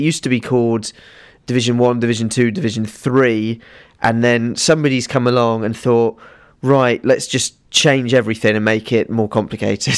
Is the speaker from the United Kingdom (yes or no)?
yes; Winchester, South East England, United Kingdom; I'm from a little town called Winchester, which is in Hampshire